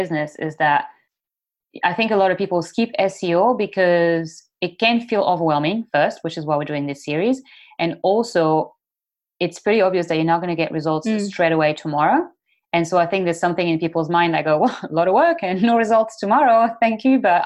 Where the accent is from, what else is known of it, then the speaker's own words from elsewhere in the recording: France; I'm French